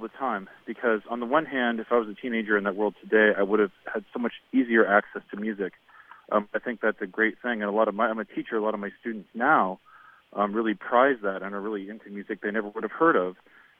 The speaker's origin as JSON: {"language": "English", "region": "Nebraska", "country": "United States", "tie": "born or raised there", "lives_now": "Maplewood, United States", "said": "Well, I was that kid in rural Nebraska in the 1990"}